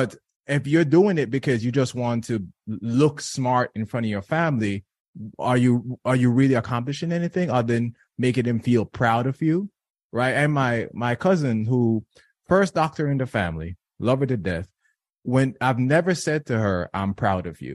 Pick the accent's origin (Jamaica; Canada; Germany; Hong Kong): Jamaica; now in United States; I was born and raised in Jamaica